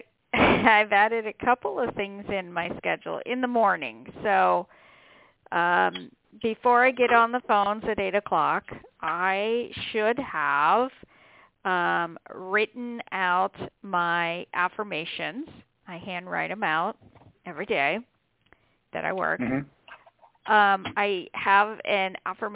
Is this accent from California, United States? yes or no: no; Pennsylvania, United States; now in Las Vegas, United States; I'm originally from Pennsylvania, and I have been in Las Vegas now over 30 years